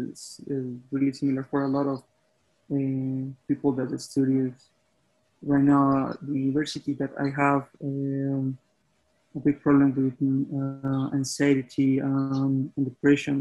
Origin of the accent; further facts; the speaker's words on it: a little town near Bogota, Cundinamarca, Colombia; English is a second language; I'm not from Bogota. I'm from a little town near to Bogota. So for me, it was really dramatic, that part, because I need to move again to my hometown